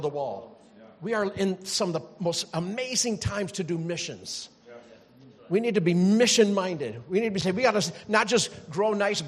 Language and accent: English; North Carolina, United States; moved away; I'm from North Carolina